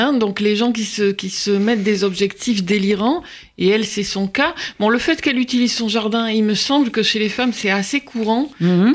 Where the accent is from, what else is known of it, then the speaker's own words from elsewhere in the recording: Marseille, Provence-Alpes-Côte d'Azur, France; moved away; j'ai grandi à Marseille, dans les quartiers nord